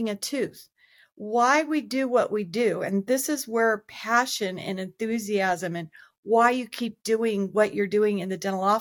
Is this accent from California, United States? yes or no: yes; Los Angeles, California, United States; I grew up in Los Angeles.